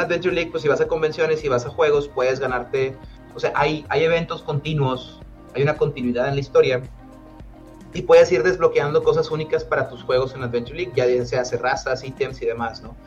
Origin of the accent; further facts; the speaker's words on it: Monterrey, Nuevo León, Mexico; aquí en, en, Monterrey en particular, ¿no? De donde soy yo